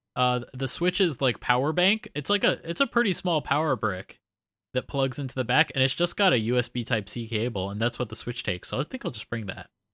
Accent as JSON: {"language": "English", "region": "Florida", "country": "United States", "moved": "as an adult", "lives_now": "Nagasaki, Japan", "said": "flying back home"}